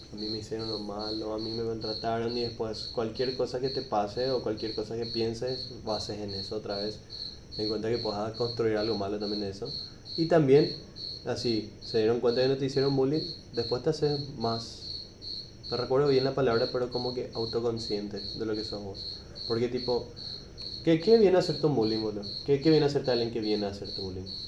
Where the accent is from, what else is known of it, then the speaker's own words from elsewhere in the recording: Paraguay; el ambiente en el que crecimos los hombres acá en Paraguay